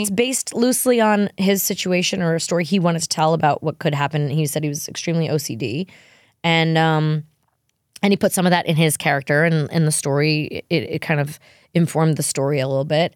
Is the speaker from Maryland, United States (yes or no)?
no; New York, United States; I'm a New Yorker